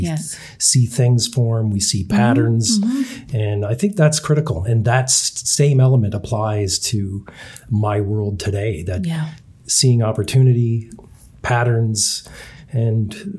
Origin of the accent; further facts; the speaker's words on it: Canada; Again, I think just because we are Canadian and we were so exposed to it as kids